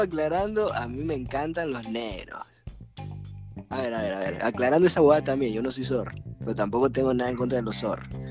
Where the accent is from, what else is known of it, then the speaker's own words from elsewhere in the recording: Ecuador; como humano ecuatoriano